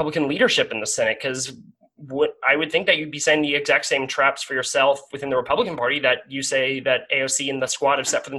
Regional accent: Johnson County, Kansas, United States; I'm from Johnson County.

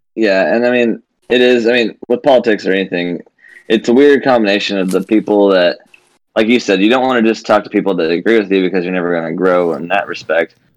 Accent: Mount Vernon, United States; I was from Mount Vernon, where I knew one black person my whole life

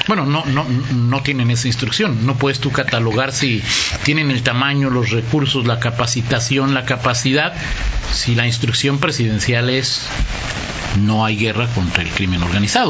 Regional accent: Mexico; como mexicano

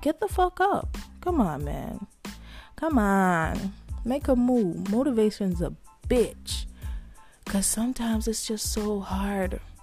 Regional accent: Jamaica; I'm Jamaican.

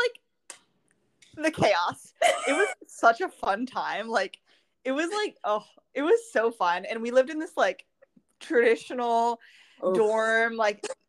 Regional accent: Pittsburgh, Pennsylvania, United States; moved away as an adult; also born or lived in St. Louis; I grew up in Pittsburgh, and then I moved to St. Louis for college

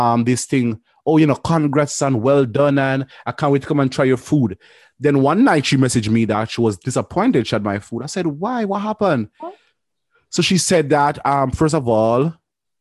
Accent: Jamaica; I'm a Jamaican

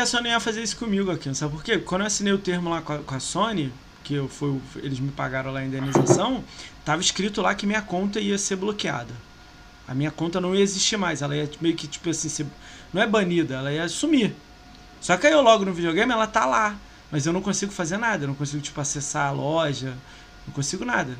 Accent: Brazil; eu sou brasileiro

